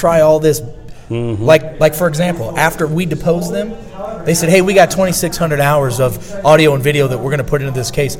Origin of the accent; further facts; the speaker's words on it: Missouri, United States; I'm from Missouri.